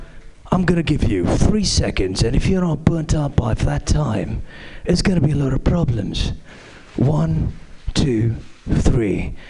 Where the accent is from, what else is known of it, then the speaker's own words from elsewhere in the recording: India; now in United States; As you can tell from my sweater, I am from India. Now. Now, you know, the thing is that before I moved to the U.S., my weight was 90 kilograms.